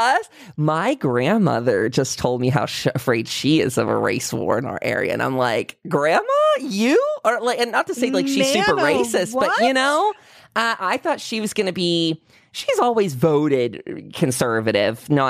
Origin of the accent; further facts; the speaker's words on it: United States; as an American